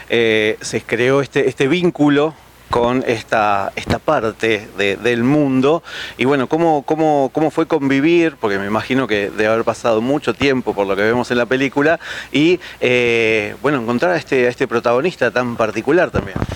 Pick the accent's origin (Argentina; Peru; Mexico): Argentina; Buenos Aires